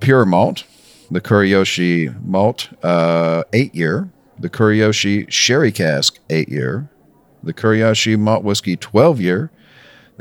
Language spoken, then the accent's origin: English; South Florida, United States; I grew up in South Florida in the 80s.